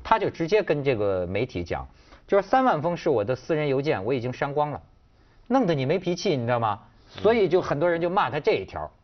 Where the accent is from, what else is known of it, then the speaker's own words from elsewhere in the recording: China; 我作为一个中国人